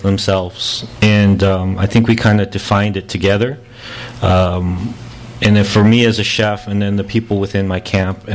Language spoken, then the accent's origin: English; Los Angeles, California, United States; also born or lived in Norwalk, California / Pico Rivera, California; growing up in Koreatown, going to the park, whether it was going, you know, growing up, moving from town to town, all these little things, all these little moments in life growing up here in L.A.